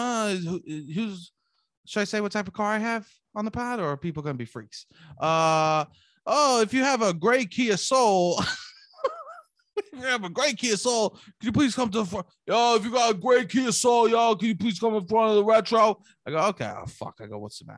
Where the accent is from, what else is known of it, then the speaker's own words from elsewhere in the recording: New York City, New York, United States; a true Italian, Staten Island Italian boy